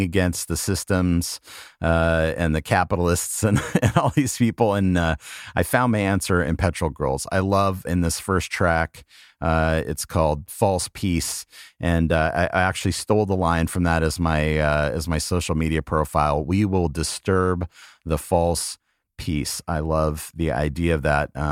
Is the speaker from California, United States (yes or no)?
yes; Los Angeles, California, United States; the South Bay, which is where I'm from. South Bay being the lower LA beach area